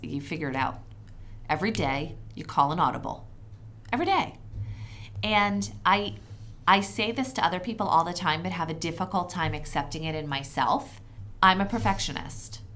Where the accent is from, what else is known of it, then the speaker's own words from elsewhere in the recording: Philadelphia, Pennsylvania, United States; now in Connecticut, United States; my hometown of Philadelphia